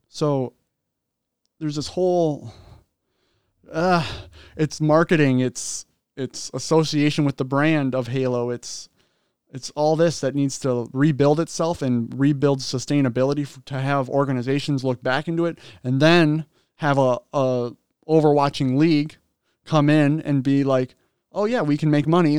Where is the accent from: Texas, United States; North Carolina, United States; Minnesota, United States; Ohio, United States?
Minnesota, United States; Minnesota, like, that's our hometown